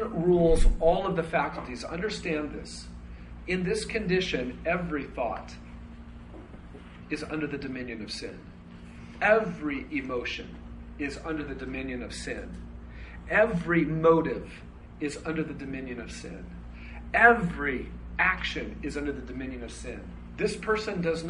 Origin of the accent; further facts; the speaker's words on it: United States; I was born in America